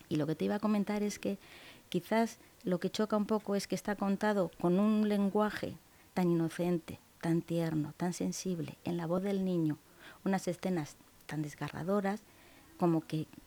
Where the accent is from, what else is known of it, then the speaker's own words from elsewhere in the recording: Cebolla, Castilla-La Mancha, Spain; also born or lived in Los Cerralbos; como yo digo en mi pueblo. en Cebolla.